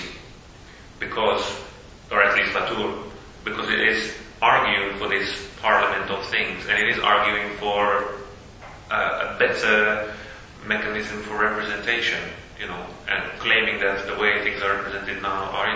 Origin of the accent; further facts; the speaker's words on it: Slovakia; I'm from Slovakia